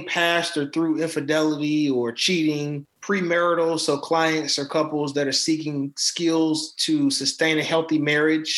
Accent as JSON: {"language": "English", "town": "Charlotte", "region": "North Carolina", "country": "United States", "tie": "born or raised there", "said": "I'm currently out of Charlotte, North Carolina"}